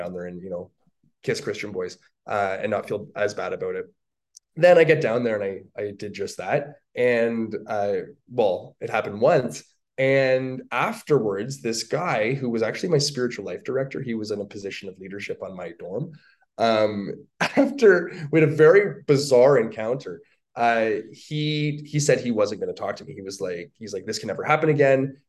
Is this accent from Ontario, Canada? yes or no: yes; Toronto, Ontario, Canada; moved away as an adult; also born or lived in Virginia; now in Calgary, Canada; I'm from Toronto, Ontario, Canada. I'm a Canadian.